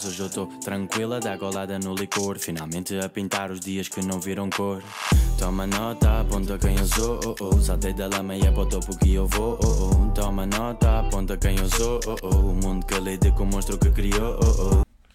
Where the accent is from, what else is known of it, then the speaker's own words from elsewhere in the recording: Coimbra, Centro, Portugal; eu sou de Vila Pouca do Campo, fica ali ao pé, de, entre Taveiro e Amial